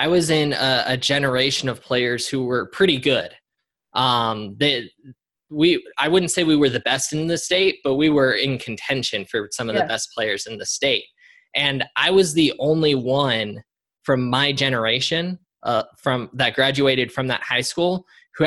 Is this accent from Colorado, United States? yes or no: yes; Colorado, United States; moved away as an adult; my home state of Colorado.